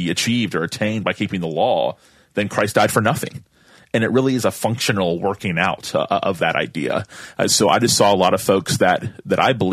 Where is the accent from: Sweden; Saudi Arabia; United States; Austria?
United States; Tallahassee, Florida; I'm from Tallahassee. It's my hometown